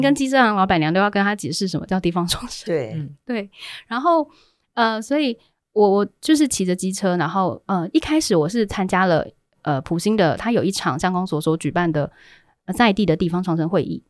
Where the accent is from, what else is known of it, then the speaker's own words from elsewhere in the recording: Keelung, Taiwan; 我是基隆人